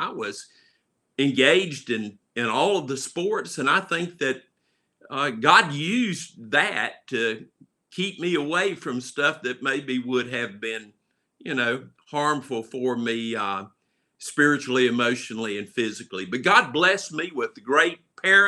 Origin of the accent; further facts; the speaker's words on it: Charlotte, North Carolina, United States; My home was at 2139 Camp Green Street in Charlotte, North Carolina